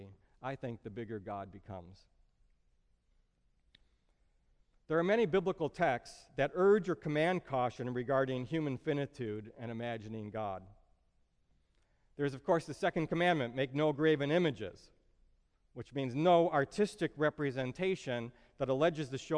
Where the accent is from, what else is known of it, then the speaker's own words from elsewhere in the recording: Brookfield, Illinois, United States; I grew up in Brookfield, Illinois